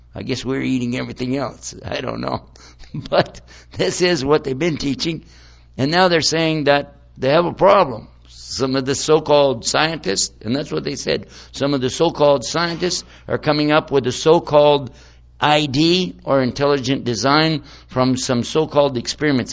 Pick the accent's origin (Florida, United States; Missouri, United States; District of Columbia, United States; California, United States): District of Columbia, United States; Washington; my hometown right now, in Washington, D.C.